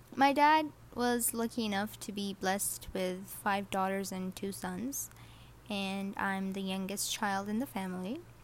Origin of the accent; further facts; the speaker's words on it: Saudi Arabia; English is a second language; I was born and raised in Saudi Arabia along with my other siblings.